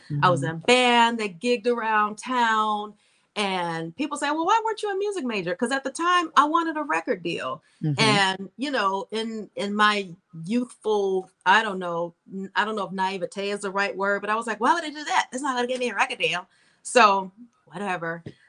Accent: New York, United States; I came out here from New York and I've been here ever since.

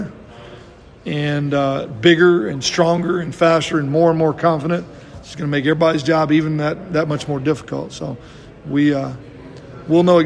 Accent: Texas, United States; moved away; I grew up in Texas

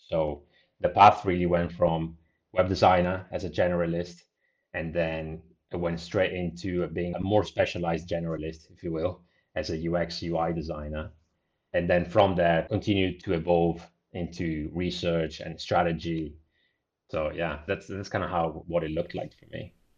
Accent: Italy; moved away as an adult; also born or lived in Bristol, United Kingdom; I grew up in a small town in Italy, roughly about three thousand population, so very small.

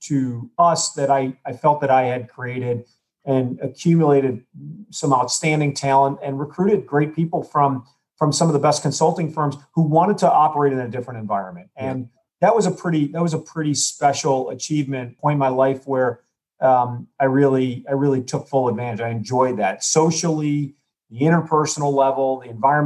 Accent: United States; I'm an American

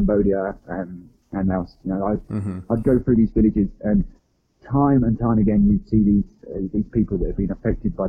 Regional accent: England, United Kingdom; I'm from England

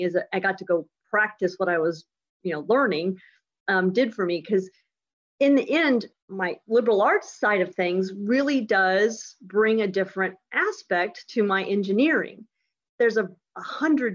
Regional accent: West Lafayette, Indiana, United States; now in Houston, United States; our family's from Indiana. I was born in Indiana. I was born actually at Purdue

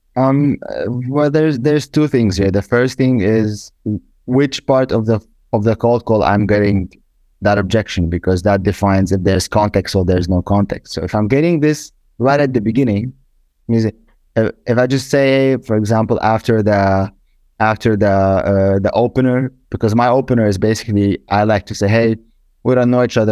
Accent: Germany; I'm from Germany, I live in Germany

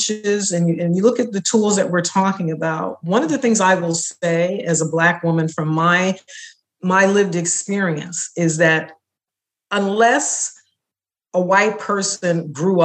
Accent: New York City, New York, United States; I was growing up in New York City, I was born in 1960

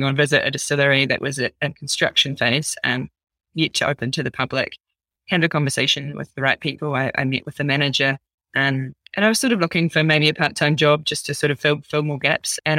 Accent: New Zealand; I'm a Kiwi girl through and through.

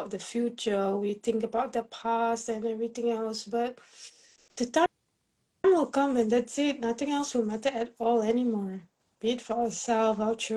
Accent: Singapore; I'm from Singapore

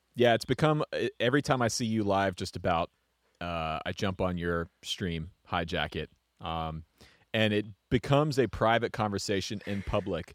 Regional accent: Atlanta, Georgia, United States; I grew up just outside of Atlanta

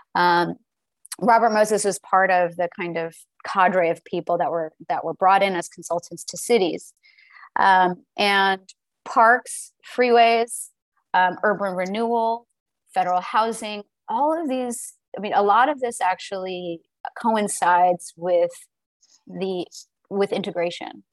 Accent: the South, United States; being born and raised in the South myself

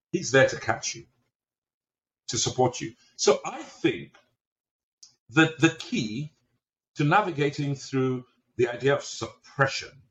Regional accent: England, United Kingdom; now in United States; I'm Nigerian. I grew up in the UK, in England. I've lived on just about every continent. And I've spent the last 30 something odd years in America.

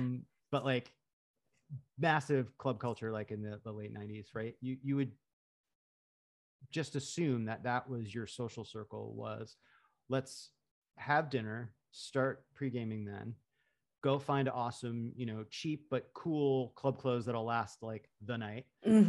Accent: Lake George, New York, United States; now in New York City, United States; Yeah, I'm from Lake George.

